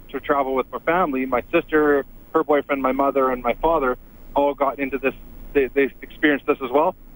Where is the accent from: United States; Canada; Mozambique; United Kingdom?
Canada; I grew up here in Canada